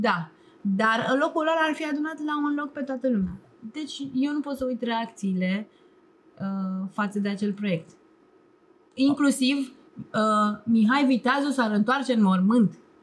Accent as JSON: {"language": "Romanian", "country": "Romania", "said": "Eu cred că sunt mai român decât foarte mulți români"}